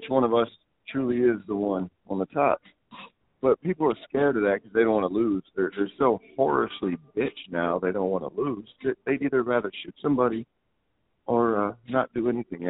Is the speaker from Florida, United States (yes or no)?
yes; Florida, United States; moved away; I'm from Florida. I ain't from this fucking high clay area.